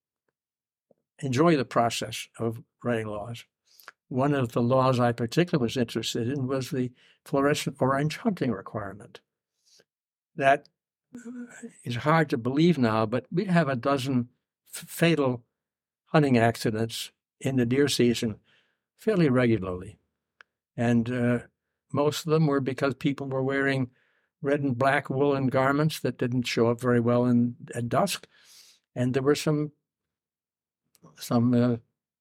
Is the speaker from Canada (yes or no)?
no; Augusta, Maine, United States; also born or lived in Plattsburgh, New York; I was born in Plattsburgh, New York, and my family moved to Maine in 1935. My father was a paper engineer, and he came to Maine to start to convert a mill that had been shut down during the Depression. We settled in Augusta